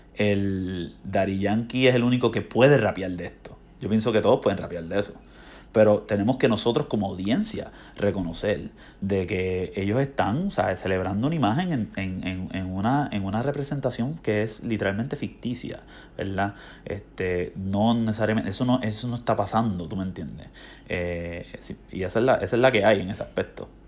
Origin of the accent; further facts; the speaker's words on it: Puerto Rico; moved away as an adult; now in United States; yo siento que extraño, o sea, en mi tierra a Puerto Rico, a la isla